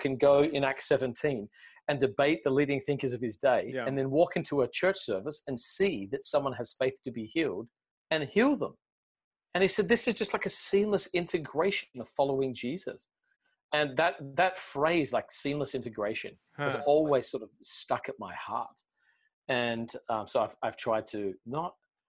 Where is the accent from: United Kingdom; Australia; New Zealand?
Australia; now in United States; I grew up in Australia